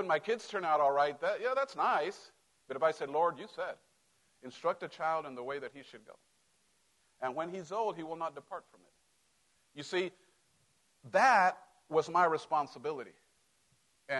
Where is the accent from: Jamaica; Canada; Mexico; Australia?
Mexico; moved away; I grew up in Mexico